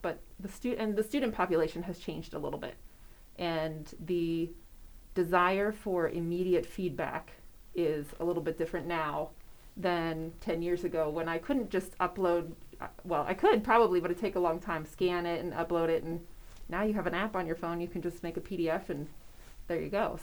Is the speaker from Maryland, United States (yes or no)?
no; Wisconsin, United States; now in York, United States; I'm originally from Wisconsin